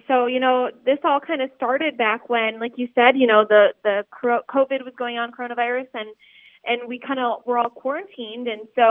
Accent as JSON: {"language": "English", "area": "Big Ten territory", "region": "Midwest", "country": "United States", "tie": "born or raised there", "said": "I grew up in Big Ten territory"}